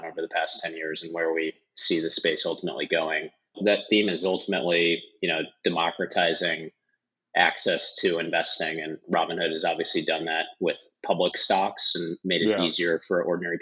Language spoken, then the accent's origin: English; St. Louis, Missouri, United States; moved away as an adult; also born or lived in Wisconsin; I grew up in St. Louis, so grew up in the Midwest.